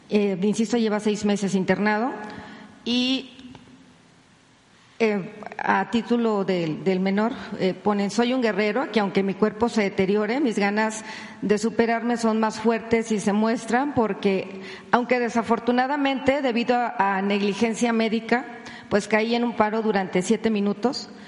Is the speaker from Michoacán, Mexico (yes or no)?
no; Poza Rica, Veracruz, Mexico; soy de Poza Rica, Veracruz, y tengo seguridad social precisamente en el Instituto Mexicano del Seguro Social